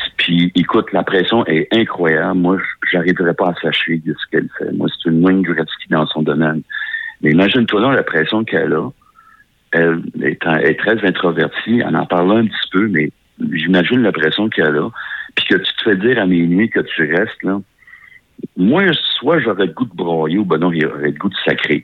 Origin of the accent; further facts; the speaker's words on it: Beauce, Quebec, Canada; je viens de la Beauce